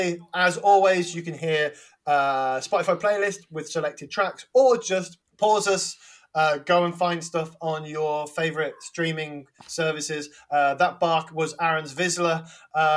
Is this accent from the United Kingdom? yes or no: yes; Wolverhampton, West Midlands, United Kingdom; I'm from Wolverhampton